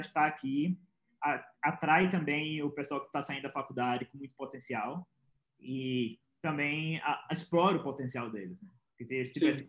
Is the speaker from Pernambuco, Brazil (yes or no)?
yes; Pernambuco, Brazil; Eu sou de Pernambuco, tinha a Federal de Pernambuco e a UPE, que é a estadual de Pernambuco.